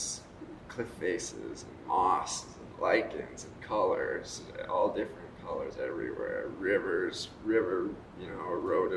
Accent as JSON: {"language": "English", "town": "Squamish", "region": "British Columbia", "country": "Canada", "said": "I'm from Squamish, BC, which is just north of Vancouver and south of Whistler"}